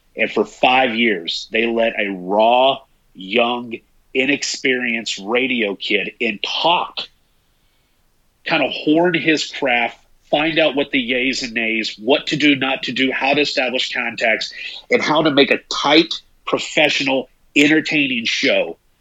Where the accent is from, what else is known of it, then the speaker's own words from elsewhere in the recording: East Tennessee, United States; growing up in East Tennessee